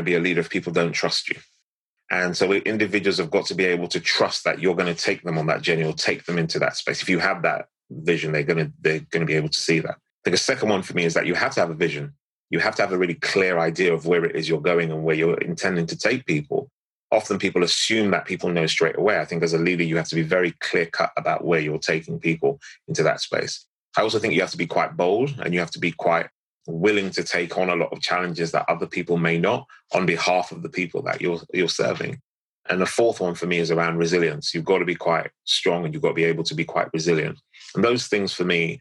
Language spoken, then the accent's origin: English; London, United Kingdom; I was born in St. Mary's Hospital, Paddington, in Northwest London